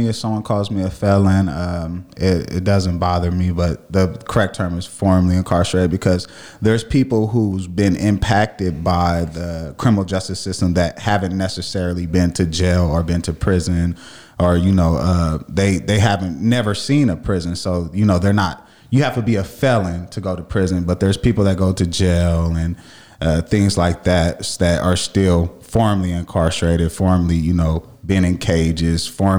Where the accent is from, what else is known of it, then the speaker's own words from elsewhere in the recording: Las Vegas, Nevada, United States; I'm born and raised in Las Vegas.